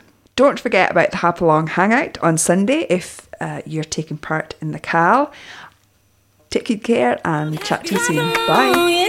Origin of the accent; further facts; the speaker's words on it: Canada; But since I'm from Canada, I feel a bit of loyalty in that direction.